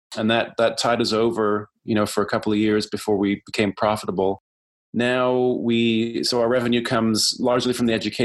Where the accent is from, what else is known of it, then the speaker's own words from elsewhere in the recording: Ontario, Canada; moved away as an adult; also born or lived in Vancouver; now in Vancouver Island, Canada; I grew up in Ontario.